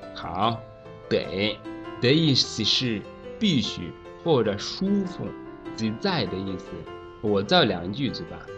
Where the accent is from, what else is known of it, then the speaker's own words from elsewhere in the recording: Rwanda; Chinese is a second language; moved away; 我是来自卢瓦纳的